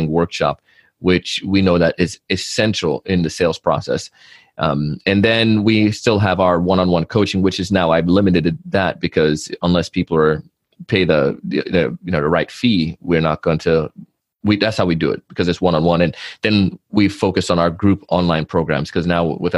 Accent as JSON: {"language": "English", "country": "Jamaica", "tie": "born or raised there", "said": "as a kid growing up in Jamaica, our family had family shops"}